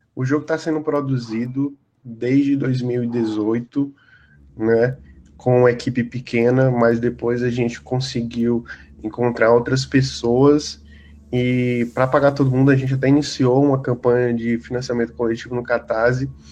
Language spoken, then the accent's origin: Portuguese; Piauí, Brazil; Que é a minha cidade natal, é, no Piauí